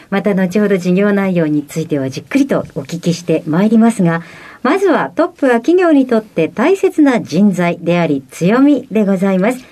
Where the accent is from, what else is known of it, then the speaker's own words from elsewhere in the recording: Shimonoseki, Yamaguchi, Japan; 59歳です。はい。ご出身はどちらでしょうか山口県の下関で